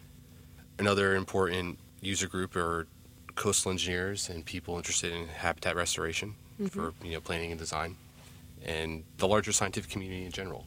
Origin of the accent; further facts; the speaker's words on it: New Jersey, United States; growing up in New Jersey, I was always had an affinity for the beach